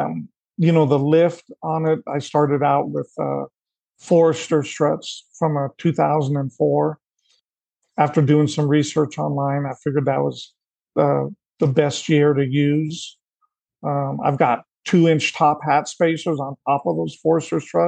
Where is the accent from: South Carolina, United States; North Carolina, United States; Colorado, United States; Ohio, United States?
Colorado, United States; growing up in Colorado